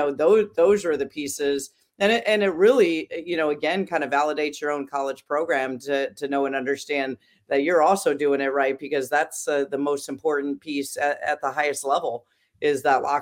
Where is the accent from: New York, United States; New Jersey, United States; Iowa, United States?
Iowa, United States; moved away as an adult; now in Maryland, United States; I grew up in Iowa, and I even played up through eighth grade, the 6-on-6